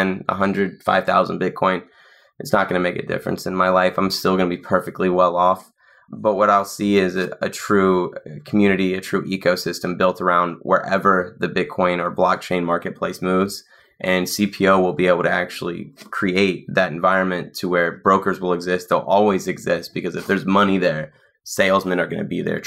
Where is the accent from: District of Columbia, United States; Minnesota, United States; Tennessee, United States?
Tennessee, United States; Nashville; I was in South Nashville